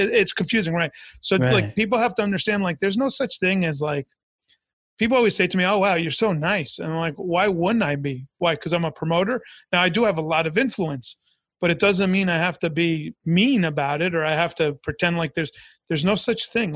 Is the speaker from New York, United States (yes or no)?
yes; Long Island, New York, United States; also born or lived in Orlando, Florida; now in Tampa, United States; I'm an immigrant kid. I was born in New York. My parents are immigrants. So we're in the suburbs of Long Island.